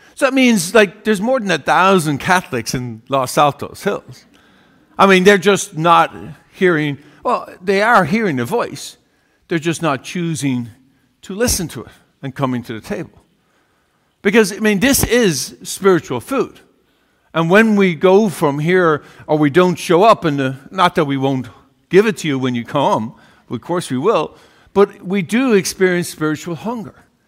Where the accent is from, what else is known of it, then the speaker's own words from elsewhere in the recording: Ireland; growing up in Ireland, uh, one of twelve children